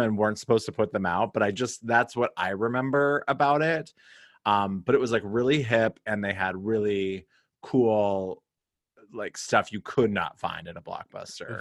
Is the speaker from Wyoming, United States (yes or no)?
yes; Cody, Wyoming, United States; growing up in Cody, Wyoming